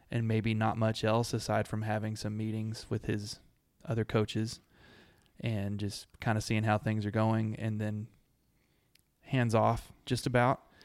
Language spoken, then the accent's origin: English; Abilene, United States; I grew up in Abilene